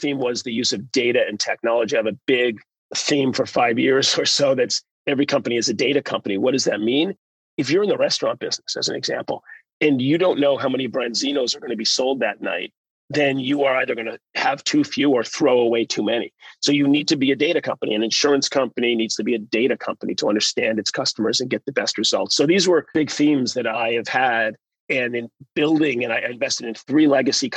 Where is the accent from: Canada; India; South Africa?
Canada; moved away as an adult; also born or lived in United Kingdom / United States; as a kid growing up in Canada